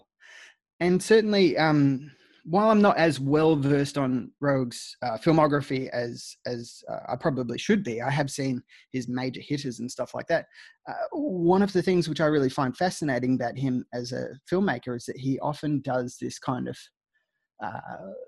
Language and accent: English; Australia